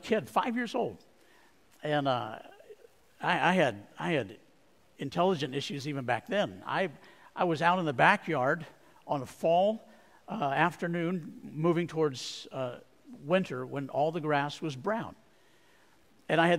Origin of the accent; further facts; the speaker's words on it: Arizona, United States; I grew up in Arizona